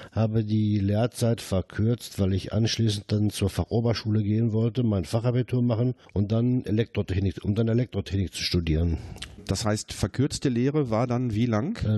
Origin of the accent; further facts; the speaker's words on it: Herten, North Rhine-Westphalia, Germany; born there; Ich bin äh, 1952 hier in Herten geboren. Meine Eltern und Großeltern waren schon mit dem Bergbau verbunden